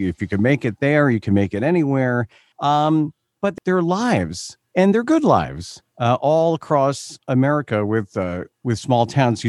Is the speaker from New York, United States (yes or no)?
yes; Long Island, New York, United States; I grew up in Long Island, New York.